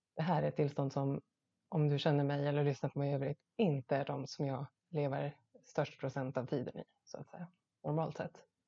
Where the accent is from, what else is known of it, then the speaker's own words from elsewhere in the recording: Gotland, Sweden; som gotlänning kan jag inte låta bli att tänka